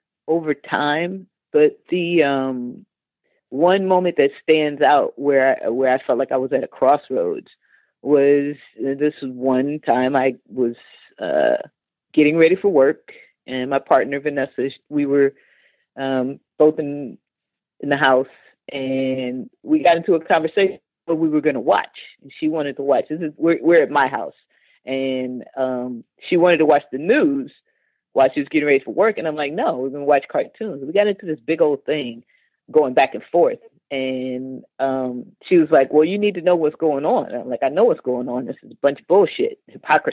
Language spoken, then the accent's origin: English; Los Angeles, California, United States; I grew up in South Central, like, in the 70s